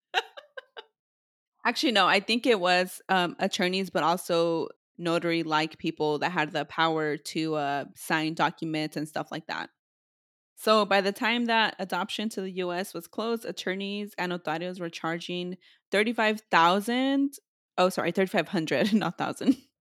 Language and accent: English; California, United States; We're from California